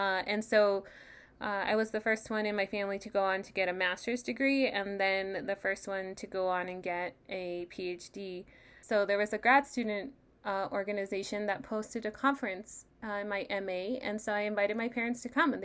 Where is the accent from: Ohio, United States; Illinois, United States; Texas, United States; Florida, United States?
Texas, United States; El Paso; moved away as an adult; now in San Diego, United States; Having grown up here